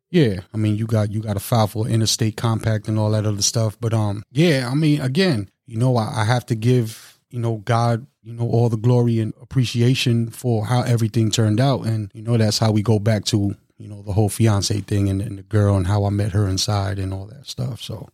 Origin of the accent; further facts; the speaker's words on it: New York City, New York, United States; moved away as an adult; also born or lived in Long Island, New York / Long Beach, New York / Milwaukee, Wisconsin; now in Madison, Wisconsin, United States; I'm from Brooklyn, New York. Lived out in Long Island, New York for a little while